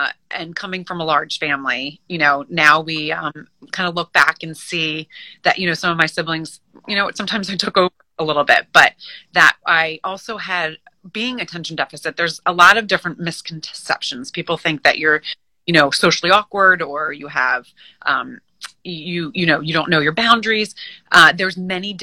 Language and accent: English; Moorestown, New Jersey, United States; also born or lived in New York City, United States; now in Long Island, New York, United States; I grew up right outside of Philadelphia in New Jersey in a small, very quaint town called Morristown, M-O-O